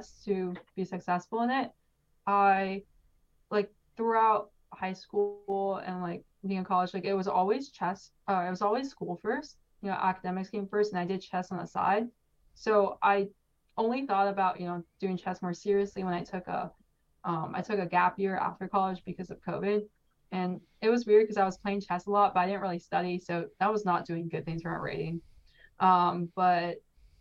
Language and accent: English; California, United States; also born or lived in New York; I was born in New York, but I learned how to play chess in California because I moved there when I was around 3 years old.